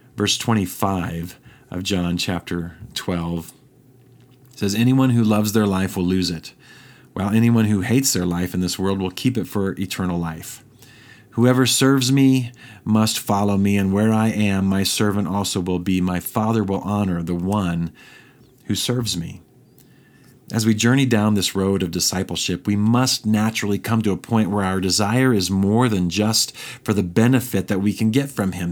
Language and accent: English; Brazil, Indiana, United States; moved away; there's lots of corn around where I grew up in Indiana there, around Terre Haute, Brazil, Indiana